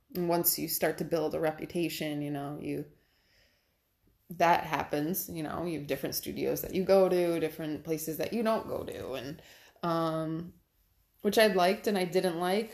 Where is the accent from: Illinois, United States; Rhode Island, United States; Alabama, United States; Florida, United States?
Rhode Island, United States; Cranston; moved away as an adult; now in New York State, United States; It was in Cranston, my hometown